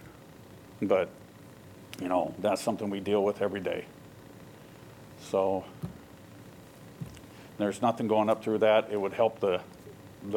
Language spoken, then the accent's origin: English; Waterloo, Iowa, United States; I'm actually from Waterloo. I lived down here years ago, worked down here in Iowa City